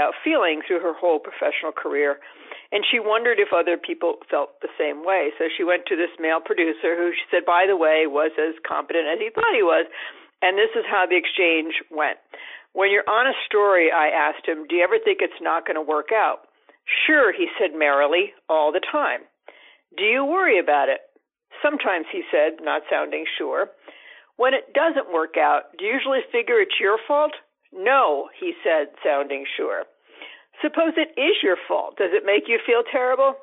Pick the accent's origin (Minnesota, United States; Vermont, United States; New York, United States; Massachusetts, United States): Massachusetts, United States; my hometown here in Massachusetts